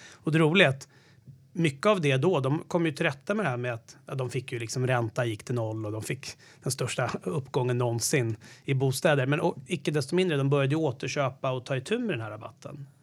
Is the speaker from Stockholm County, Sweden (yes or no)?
yes; Lidingö, Stockholm County, Sweden; also born or lived in Sollentuna; jag kommer från Stockholm. Jag föddes, eh, växte först upp i någonting som hette Kärdal som ligger i Sollentuna nära Rösjön.